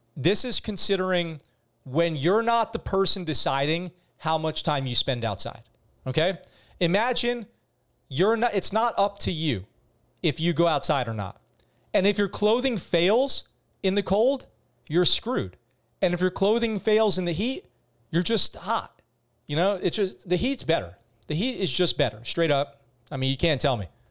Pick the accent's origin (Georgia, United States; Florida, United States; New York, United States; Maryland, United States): New York, United States; moved away as an adult; when I grew up in New York